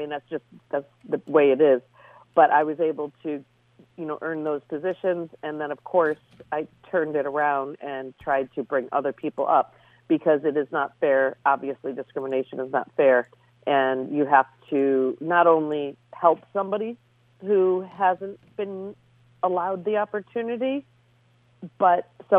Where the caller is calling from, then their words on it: Oyster Bay, New York, United States; I'm at my desk in Oyster Bay, New York